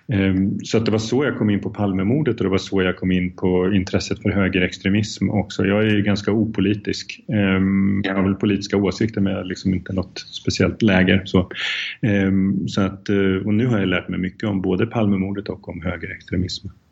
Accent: Sweden; moved away as an adult; also born or lived in Czech Republic; jag är svensk

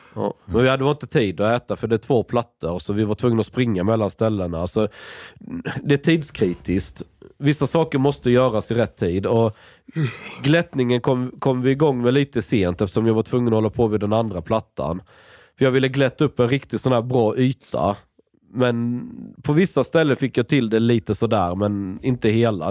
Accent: Skåne, Sweden; jag är från Skåne

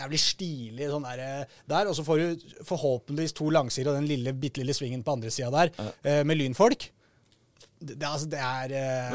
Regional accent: Oslo, Norway; jeg er fra Oslo

